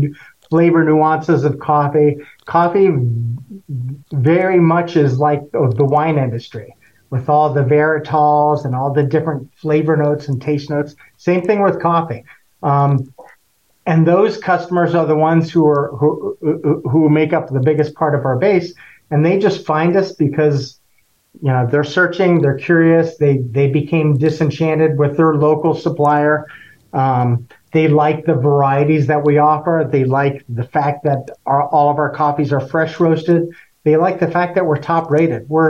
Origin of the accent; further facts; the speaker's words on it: Florida, United States; also born or lived in Costa Rica; now in Suwanee, United States; I grew up in Florida